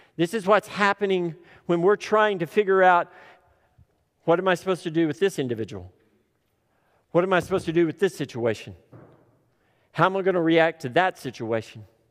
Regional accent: Tipton, Oklahoma, United States; I grew up in Tipton

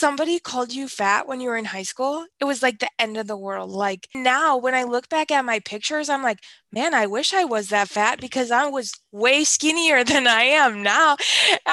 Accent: Wisconsin, United States; I'm from Wisconsin

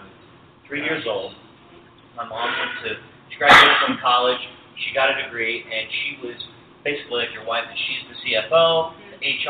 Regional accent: Western Maryland, United States; I was born and raised in Western Maryland

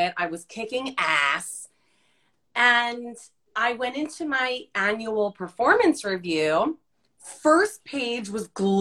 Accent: New Jersey, United States; an Italian Jersey girl

